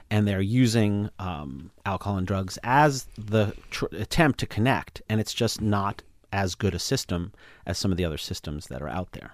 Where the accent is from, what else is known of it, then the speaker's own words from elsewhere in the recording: East Coast, United States; I'm from the East Coast